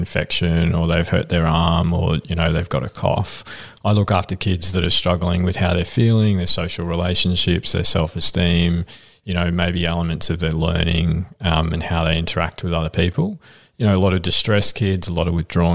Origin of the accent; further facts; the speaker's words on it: Frankston, Victoria, Australia; I grew up in Frankston and like people might not know, but it's a pretty rough town.